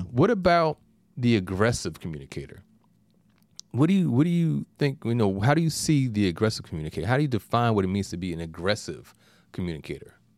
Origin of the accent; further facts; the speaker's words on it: New York, United States; being a New Yorker